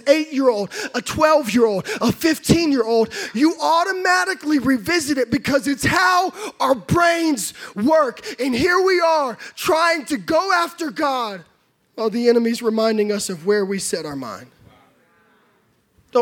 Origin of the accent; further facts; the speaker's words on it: California, United States; now in Texas, United States; I grew up in California